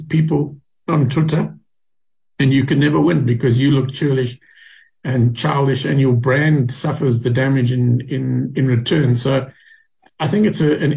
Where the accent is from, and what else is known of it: South Africa